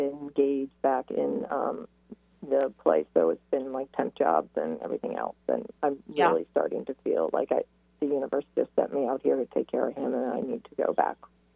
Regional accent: Connecticut, United States; moved away as an adult; also born or lived in New York City; now in Issaquah, United States; I know from working in New York City, and I grew up in Connecticut

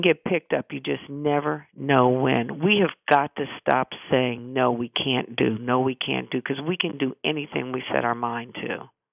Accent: Midwest, United States; I'm from the Midwest

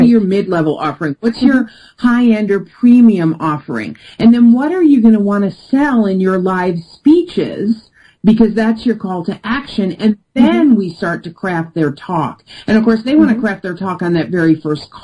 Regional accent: New York, United States; I'm from New York and I'm direct

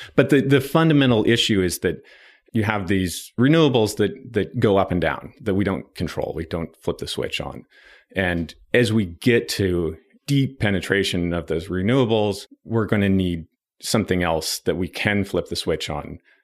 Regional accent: Nevada City, California, United States; born or raised there; also born or lived in Berkeley, California

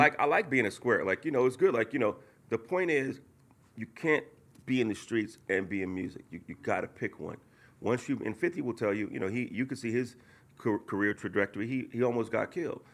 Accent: Oakland, California, United States; I grew up in Oakland, California

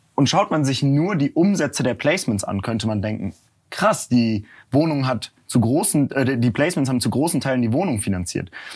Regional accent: near Cologne, North Rhine-Westphalia, Germany; moved away as an adult; also born or lived in Berlin; dann bin ich nach Köln gegangen oder auch zurück in die Heimat. Ich komme aus der Nähe von Köln

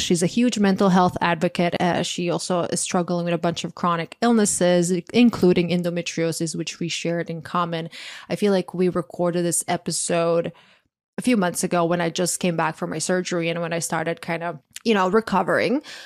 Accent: Croatia; moved away; I grew up in Croatia

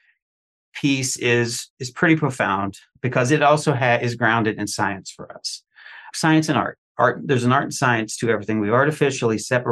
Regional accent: Eastern Kentucky, United States; growing up in Eastern Kentucky

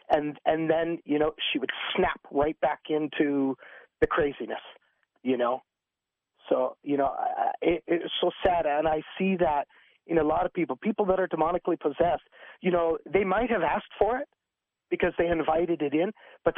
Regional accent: Quebec, Canada; You know, I'm from French Canada, so yeah, that's what it is.

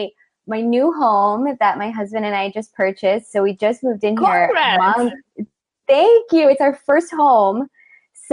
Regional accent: Broward County, South Florida, United States; also born or lived in Miami, Florida; now in Lake Worth, United States; I'm a local to South Florida, born and raised. I was born in Miami, raised in Broward.

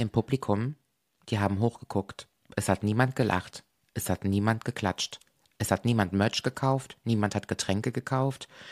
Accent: Koblenz, Rhineland-Palatinate, Germany; hier in meiner Heimat

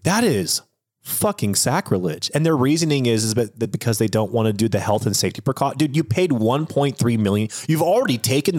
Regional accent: Washington, United States; because I'm from Washington State, I'm a Seattle everything diehard.

